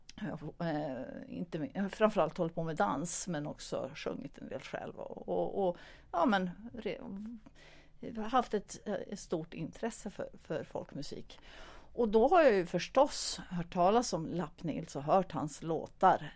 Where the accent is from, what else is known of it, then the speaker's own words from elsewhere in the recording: Stockholm, Stockholm County, Sweden; now in Sundsvall, Sweden; jag kom ju från början från Stockholm, eh, men bor nu sedan ganska länge i Sundsvall.